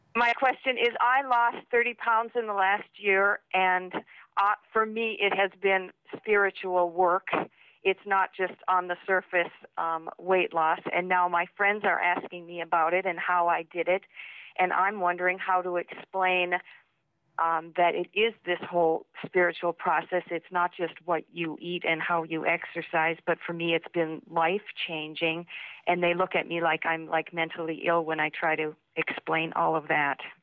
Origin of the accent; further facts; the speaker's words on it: Duluth, Minnesota, United States; now in Beijing, China; I'm a girl from Duluth, Minnesota, living in Beijing, China